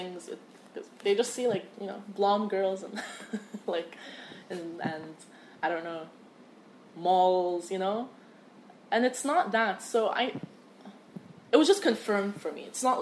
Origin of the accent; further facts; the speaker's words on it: Egypt; now in United States; I was like, from Egypt